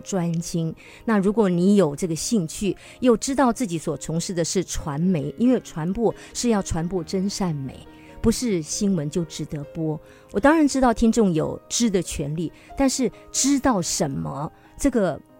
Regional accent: Taiwan; 从小在郡区长大

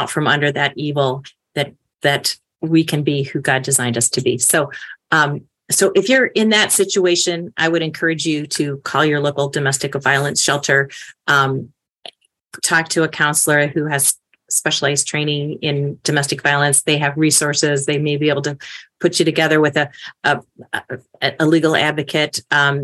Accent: Chicago, Illinois, United States; I'm from Chicago

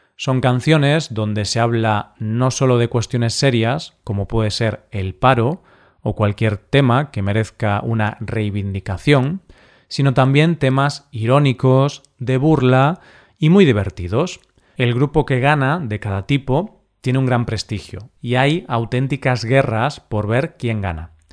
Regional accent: Galicia, Spain; el cocido gallego de mi tierra

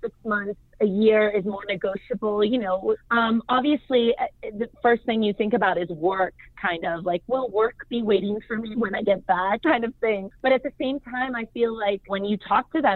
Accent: United States; My dad's from Argentina. My mom's Colombian. I'm from the U.S.

